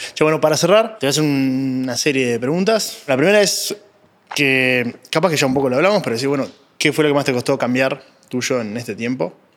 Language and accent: Spanish; Uruguay; yo soy uruguayo